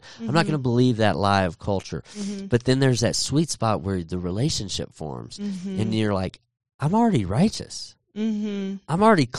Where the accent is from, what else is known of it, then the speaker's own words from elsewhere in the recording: Texas, United States; And I grew up in Texas.